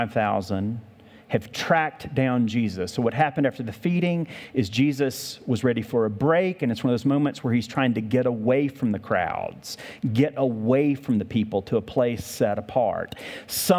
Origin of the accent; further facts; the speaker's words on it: the South, United States; moved away; I grew up in the South